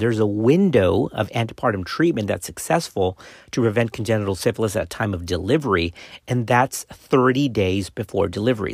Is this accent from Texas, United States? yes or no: yes; Texas, United States; my home state of Texas